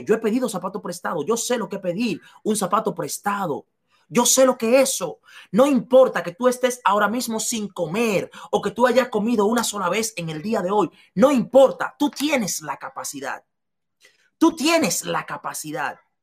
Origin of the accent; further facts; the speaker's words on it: La Romana, Dominican Republic; moved away; yo había sido un limpiabotas en, en, en las calles de la Romana, en República Dominicana, yo no sabía que porque yo he vendido helados en, las calles en la República Dominicana